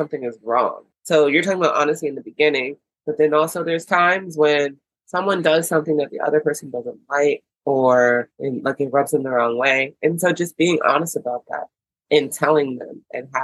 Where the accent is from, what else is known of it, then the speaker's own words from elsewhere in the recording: United States; also born or lived in Beijing, China; I'm an American, now living in America.